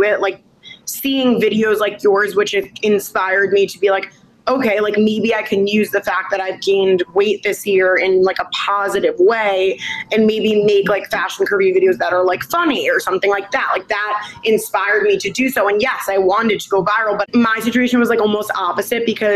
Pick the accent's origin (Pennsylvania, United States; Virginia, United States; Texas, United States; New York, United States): New York, United States; Long Island; also born or lived in Manhattan, New York; I am from Manhattan, New York, New York. Okay. But I ended up going growing up in Long Island